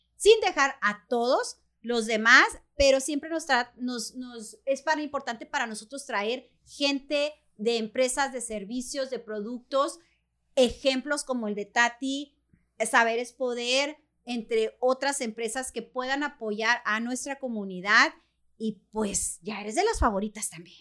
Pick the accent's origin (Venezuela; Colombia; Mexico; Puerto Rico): Mexico; moved away as an adult; now in United States; tu carrera universitaria en mi país, México